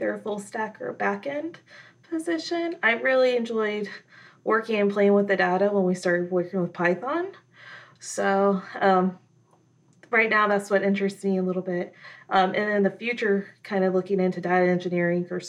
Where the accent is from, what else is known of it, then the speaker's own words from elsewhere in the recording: Florida, United States; I grew up in Florida